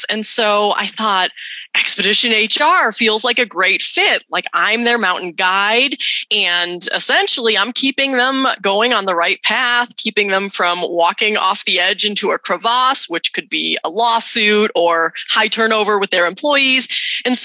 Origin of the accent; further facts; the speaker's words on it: New England, United States; moved away as an adult; now in Utah, United States; I grew up in New England.